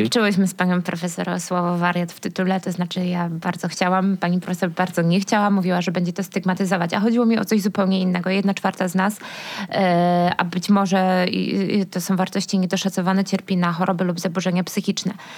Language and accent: Polish; Silesian Voivodeship, Poland; now in Kraków, Poland